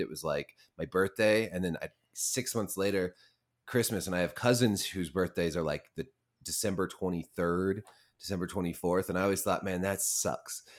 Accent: Montana, United States; moved away; I was born in Montana

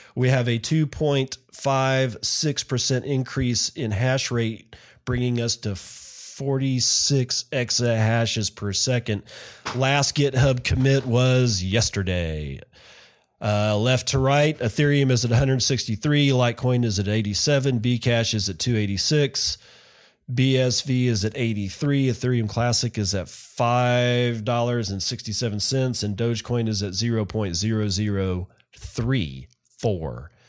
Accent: United States; I'm an American.

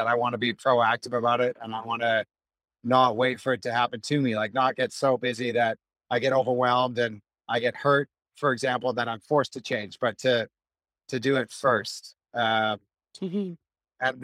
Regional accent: Vancouver, British Columbia, Canada; I grew up in Vancouver on the west coast of Canada

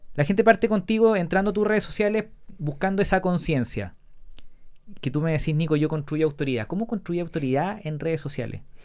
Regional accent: La Serena, Coquimbo, Chile; 10, 11, 12 años, todo años jugando tenis, en club de tenis de La Serena. Yo soy de La Serena.

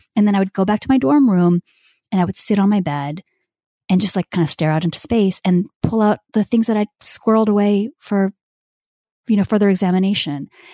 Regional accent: India; I'm Indian

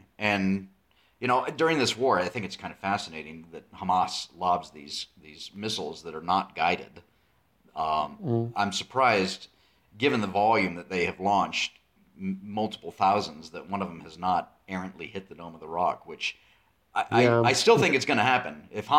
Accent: United States; I'm American Christian

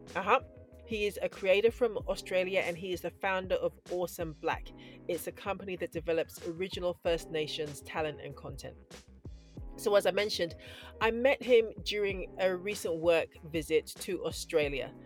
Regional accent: Scotland, United Kingdom; I was born in Scotland. My mum is from Takoredi, which is in Ghana, both my parents are from Ghana

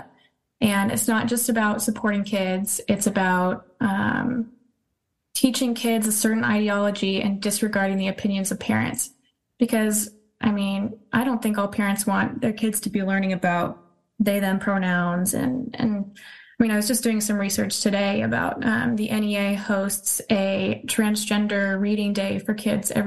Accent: California, United States; I'm from California

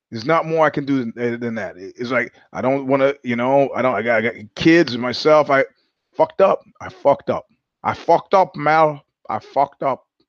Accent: New York, United States; moved away; also born or lived in California; I'm from New York

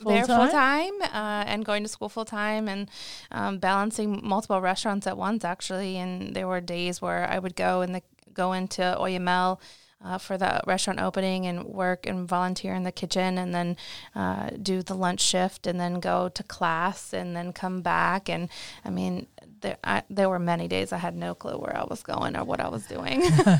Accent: Maryland, United States; I'm from Maryland. Didn't go that far away from home.

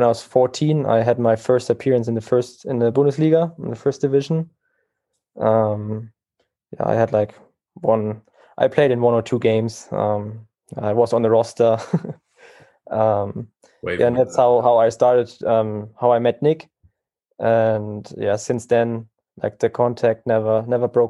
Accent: Bayreuth, Bavaria, Germany; moved away as an adult; now in Lahn-Dill, Germany; back in my hometown, Bayreuth

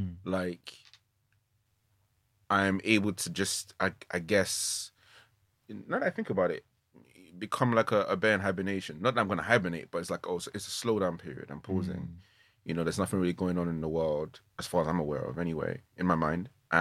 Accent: Nigeria; Being a kid growing up in Nigeria, especially in boarding school, darkness was, there's no escaping it.

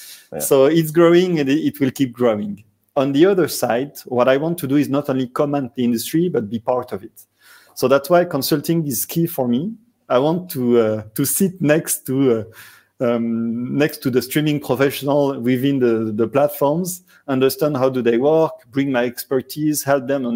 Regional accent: Marseille, Provence-Alpes-Côte d'Azur, France; accent: French; south of France; English is a second language; moved away as an adult; now in Dubai, United Arab Emirates; Originally, I come from the south of France, Marseille

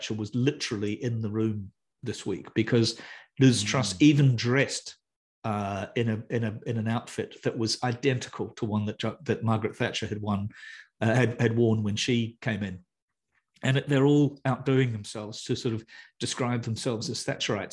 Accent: New Zealand; also born or lived in United Kingdom; I'm a New Zealander.

